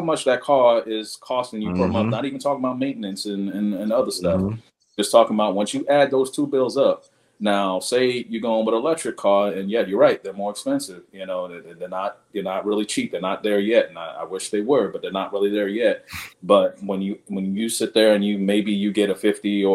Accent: New York, United States; moved away as an adult; now in Huntsville, United States; I'm originally from New York

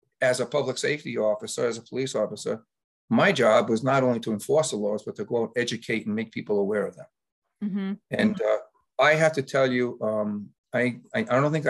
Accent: Cumberland, Rhode Island, United States; also born or lived in Lincoln, Rhode Island; I had the fortune of going to my hometown of Cumberland to be the police chief there for 10

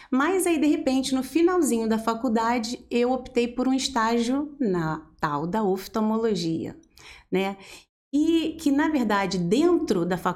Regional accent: Engenheiro Paulo de Frontin, Rio de Janeiro, Brazil; moved away as an adult; now in Volta Redonda, Brazil; Na verdade, eu sou da região, Centro-Sul Fluminense, né? Eu sou de Engenheiro Paulo de Fronten, Olha! uma cidadezinha que fica uns 50 minutos, uma hora daqui de Volta Redonda.

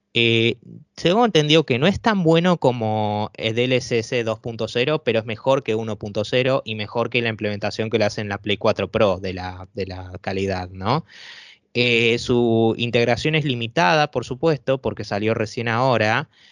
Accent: Argentina; sobre todo en países acá como en Argentina, nosotros no contamos con esos tipos de tarjetas

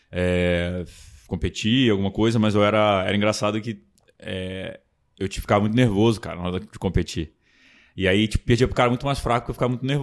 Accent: Brasília, Federal District, Brazil; puxo o S, mas sou de Brasília, minha família é toda do Rio.

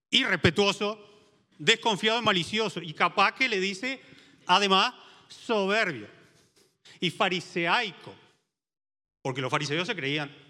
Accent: San José, Uruguay; cuando vine de San José Este y, mis hijas iban a la escuela

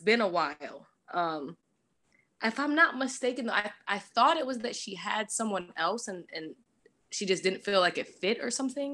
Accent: New Jersey, United States; I'm actually from Jersey

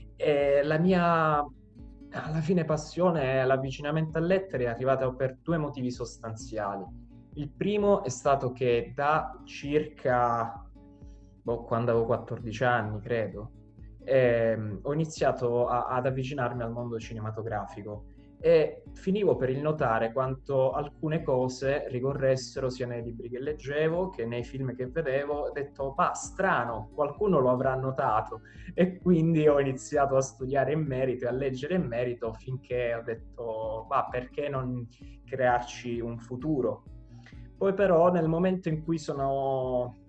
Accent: Vittoria, Sicily, Italy; moved away as an adult; now in Rome, Italy; vengo da, dalla Sicilia, da Vittoria

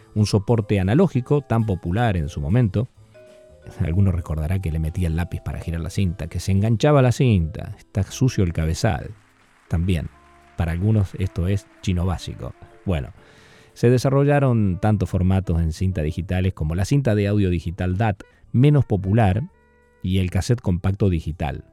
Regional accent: Argentina; Yo usé a mis ocho añitos algunos de esos discos en el campo, allá donde me crié en Argentina

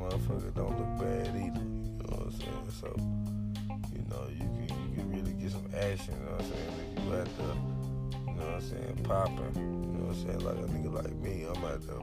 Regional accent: Memphis, Tennessee, United States; I'm from Memphis

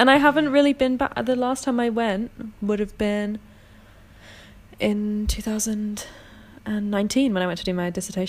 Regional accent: London, United Kingdom; Having grown up in London

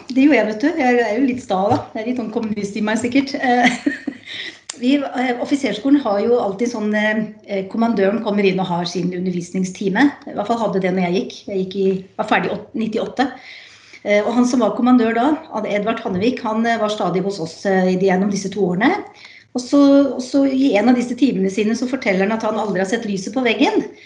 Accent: Skien, Vestfold og Telemark, Norway; Jeg er fra Skien

